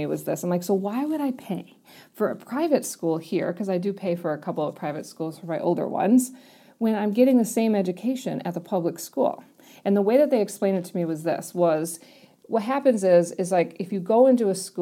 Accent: Wisconsin, United States; moved away as an adult; also born or lived in New York; now in Wellington, New Zealand; I was born in New York, and when I moved to Wisconsin

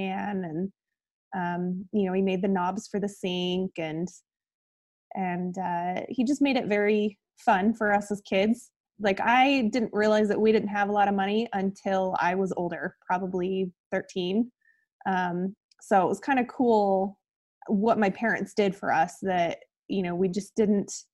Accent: Kuna, Idaho, United States; also born or lived in Montana / Boise, Idaho; I grew up here in Idaho. I live in Boise now in the southwest corner. And grew up about 25 minutes south of here in Cuna

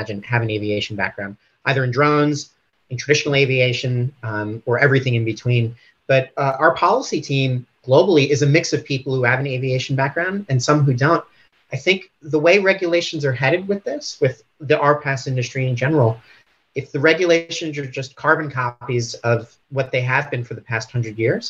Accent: United States; moved away as an adult; also born or lived in Washington, D.C.; now in Sydney, Australia; I was born in the United States

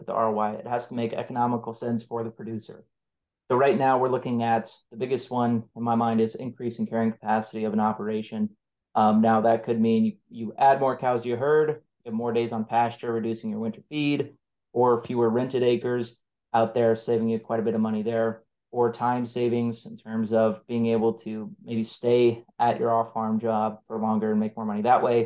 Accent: North Central Nebraska, United States; I grew up ranching in North Central Nebraska

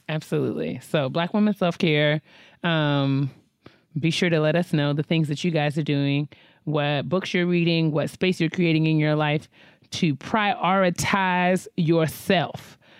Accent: New York, United States; New York.

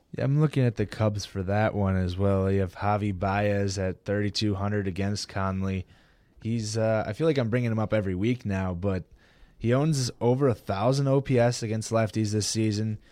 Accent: Milwaukee, Wisconsin, United States; my hometown team here, Milwaukee

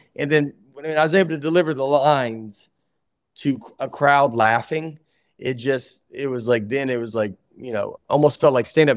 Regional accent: Tennessee, United States; I'm from Tennessee

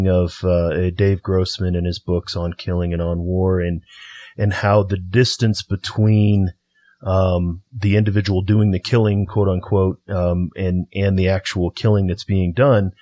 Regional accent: East St. Louis, Illinois, United States; I'm from St. Louis, East St. Louis.

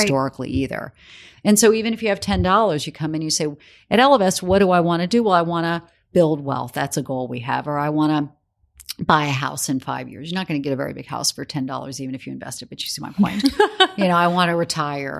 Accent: South Carolina, United States; moved away as an adult; now in New York, United States; I grew up in South Carolina

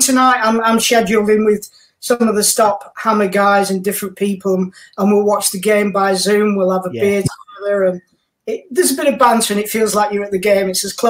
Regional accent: North West England, United Kingdom; You know, you couldn't buy those kind of things in East Lancashire, you can tell with my accent.

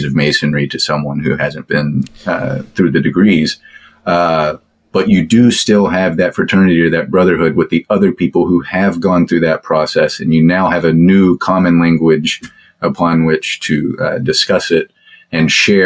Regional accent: Texas, United States; I'm from Texas

